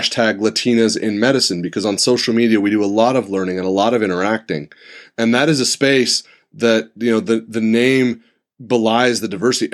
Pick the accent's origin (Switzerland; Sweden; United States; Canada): United States; Santa Rosa, California; also born or lived in San Diego; I moved back to my hometown. I'm in Santa Rosa